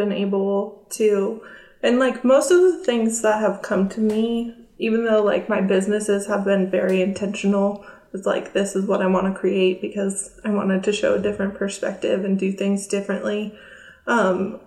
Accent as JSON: {"language": "English", "region": "California by San Francisco", "country": "United States", "tie": "born or raised there", "also_born_or_lived": "Florida", "moved": "as an adult", "lives_now": "Oklahoma, United States", "said": "I grew up in California by San Francisco"}